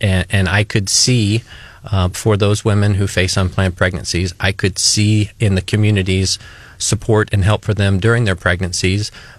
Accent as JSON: {"language": "English", "town": "Jefferson City", "region": "Missouri", "country": "United States", "tie": "born or raised there", "moved": "as an adult", "lives_now": "Columbia, United States", "said": "After being born and raised in Jefferson City, I ended up at the University of Missouri, where I graduated in 97 with a degree in plant science"}